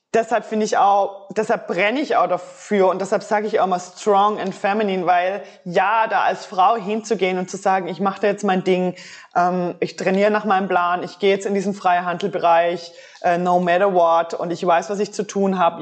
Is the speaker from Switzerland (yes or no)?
yes; Switzerland; bei uns in der Schweiz